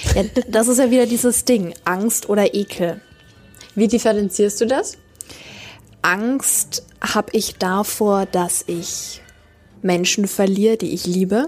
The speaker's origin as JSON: {"language": "German", "town": "Nuremberg", "region": "Bavaria", "country": "Germany", "said": "bei uns in Nürnberg und ich war dort mit meiner Oma, war nicht ganz zehn Jahre alt"}